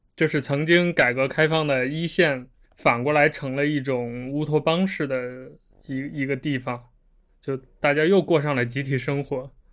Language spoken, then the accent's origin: Chinese; Xi'an, Shaanxi, China; 我小时候在西安